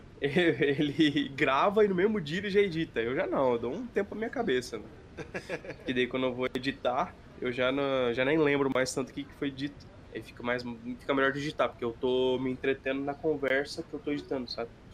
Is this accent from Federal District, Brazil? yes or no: no; Sapezal, Mato Grosso, Brazil; Sapezal é a cidade onde a gente mora, é, no interior do Mato Grosso